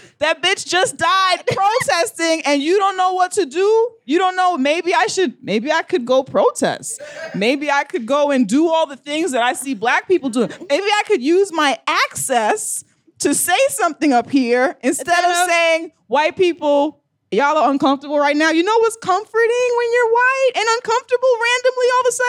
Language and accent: English; New York City, New York, United States; I'm a New Yorker.